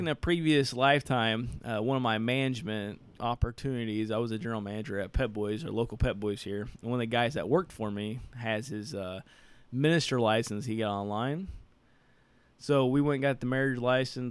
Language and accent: English; Southern Indiana, United States; growing up in Southern Indiana